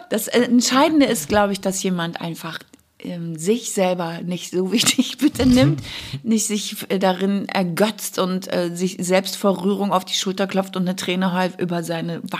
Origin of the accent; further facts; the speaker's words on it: Bavaria, Germany; Gra gerade als Bayer ah.